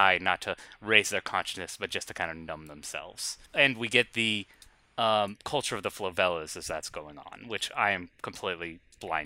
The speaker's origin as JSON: {"language": "English", "country": "United States", "said": "I'm an American"}